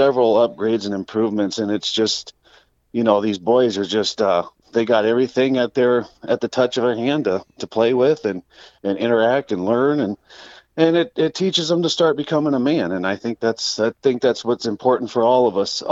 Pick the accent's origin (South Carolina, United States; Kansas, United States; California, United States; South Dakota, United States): South Dakota, United States; Rapid City; also born or lived in Midland, Texas; I was raised out here in Rapid. I was born in Midland, Texas, and was moved up here at a young age